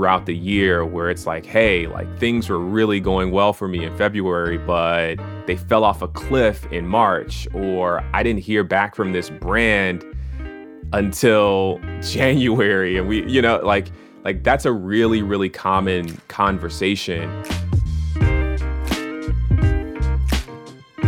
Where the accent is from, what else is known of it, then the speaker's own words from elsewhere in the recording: Atlanta, Georgia, United States; moved away as an adult; Growing up in Atlanta, it felt like the entire city celebrated Black History Month.